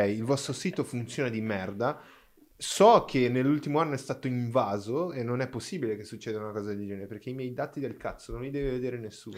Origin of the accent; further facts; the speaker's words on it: Brazil; Italian is a second language; moved away; sono brasiliano